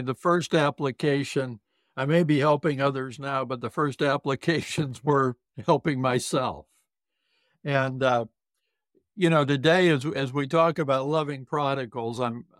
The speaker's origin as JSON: {"language": "English", "region": "South Dakota", "country": "United States", "tie": "born or raised there", "said": "Oh, Judy, I love to share with people I grew up in the Deep South, the southern part of South Dakota."}